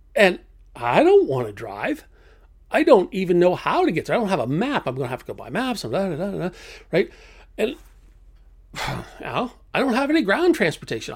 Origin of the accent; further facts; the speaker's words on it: United States; being an American